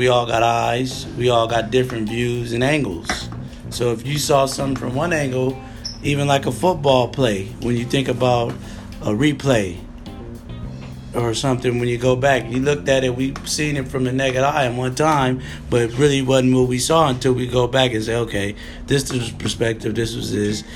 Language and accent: English; Los Angeles, California, United States; also born or lived in Santa Monica / Westwood / Redondo Beach / West L.A.; I came from Venice, California, Santa Monica, Westwood, Redondo Beach, West L.A., these places that's where I live